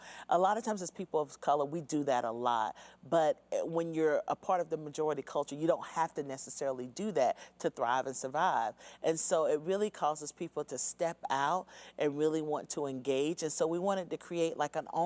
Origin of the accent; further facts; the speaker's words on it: North Carolina, United States; growing up in North Carolina, I grew up in suburbia.